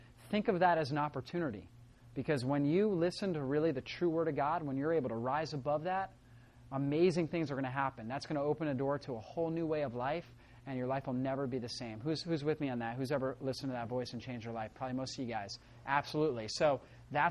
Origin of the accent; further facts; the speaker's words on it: Northeast Florida, United States; I grew up in Northeast Florida